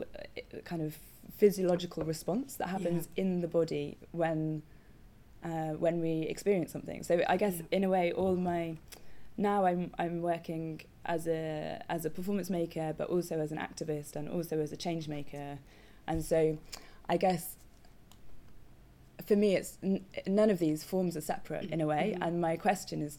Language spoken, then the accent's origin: English; Coventry, West Midlands, United Kingdom; moved away as an adult; also born or lived in Dartington; I grew up in Coventry